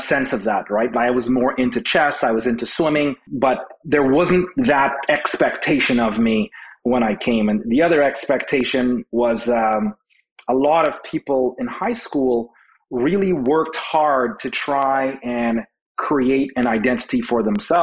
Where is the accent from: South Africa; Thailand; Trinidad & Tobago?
Trinidad & Tobago; now in Canada; I grew up just being Trinidadian at the time